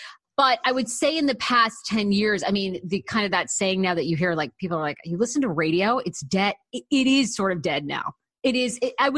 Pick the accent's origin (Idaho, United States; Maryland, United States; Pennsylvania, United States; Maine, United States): Maine, United States; moved away as an adult; also born or lived in Massachusetts / Washington, D.C.; people always think I'm from New Jersey. And I'm like, no, I'm actually from Maine. So I grew up there and went to college in Massachusetts.